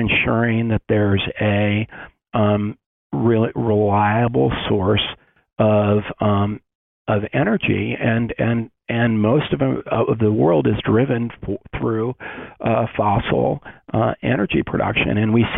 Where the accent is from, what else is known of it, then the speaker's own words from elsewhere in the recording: Western Colorado, United States; I grew up in Western Colorado